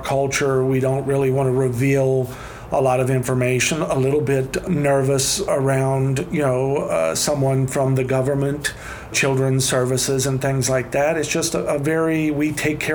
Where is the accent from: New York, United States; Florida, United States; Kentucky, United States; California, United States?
Kentucky, United States; Mudlick; I grew up in a much more rural area than even where I work now. I'm from Mudlick, Kentucky